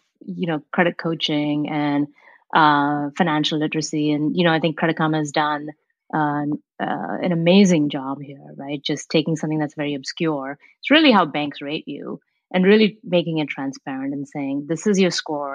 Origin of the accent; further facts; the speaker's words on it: India; moved away as an adult; now in Menlo Park, United States; I came here for college, right? And I came from India